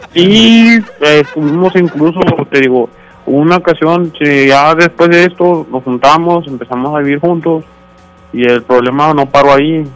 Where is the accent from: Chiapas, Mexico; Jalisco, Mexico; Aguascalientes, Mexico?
Chiapas, Mexico; moved away; yo no soy de acá, yo soy de Chiapas